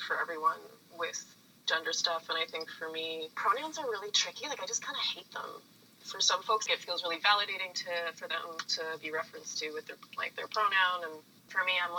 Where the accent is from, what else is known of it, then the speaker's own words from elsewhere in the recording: East Coast, Atlantic Canada, Canada; moved away as an adult; now in Toronto, Canada; I grew up on the East Coast